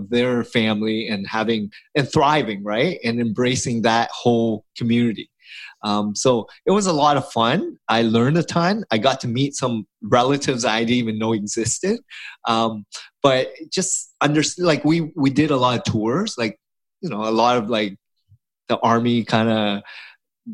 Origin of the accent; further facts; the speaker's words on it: Toronto, Ontario, Canada; I was born here in Canada, but my parents left the Vietnam War I'm the fourth child of an immigrant family, and we didn't have anything growing up